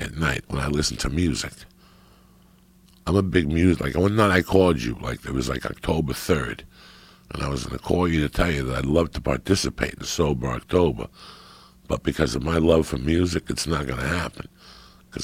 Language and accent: English; United States; I grew up in New York, New Jersey